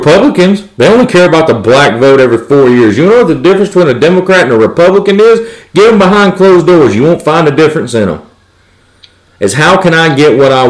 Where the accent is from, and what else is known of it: United States